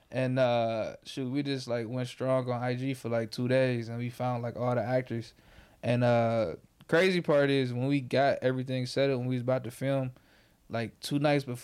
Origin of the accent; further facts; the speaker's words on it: Detroit, Michigan, United States; also born or lived in Inkster, Michigan; I mean, I'm from Southwest. I moved in sixth grade Okay, okay. I was I'm on like Spring Wells Vanderbilt, but I moved sixth grade to second at MLK. Stayed down there till I graduated. Shit went to Wayne. Then I moved my pops. You know, I'm from I'm from I say Detroit.